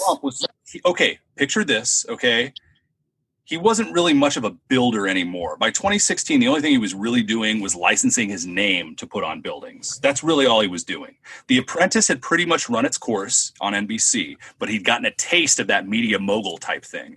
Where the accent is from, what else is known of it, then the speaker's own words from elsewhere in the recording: Southern California, United States; I'm from SoCal